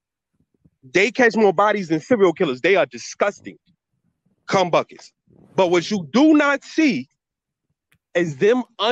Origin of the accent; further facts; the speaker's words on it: New York City, New York, United States; I'm from New York City. Listen, I'm from New York City